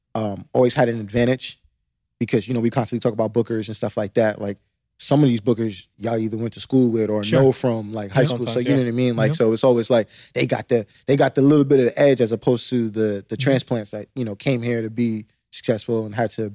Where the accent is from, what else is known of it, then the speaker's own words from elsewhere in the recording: Long Island, New York, United States; moved away; also born or lived in Bronx, New York / Brooklyn, New York / Harlem, New York; I lived in Harlem, etc. But I spent most of my time on Long Island, which for people who are not familiar with, you know, the New York area, Long Island, where I lived, is about 1 hour, 15 minutes away from the city.